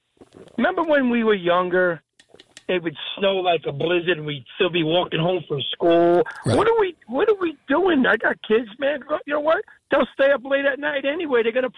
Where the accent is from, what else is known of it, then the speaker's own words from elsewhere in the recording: Lodi, New Jersey, United States; I grew up in Lodi.